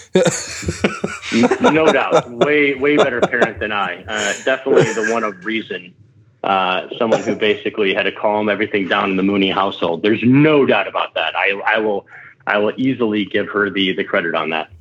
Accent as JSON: {"language": "English", "region": "Michigan", "country": "United States", "tie": "born or raised there", "said": "I grew up in Michigan"}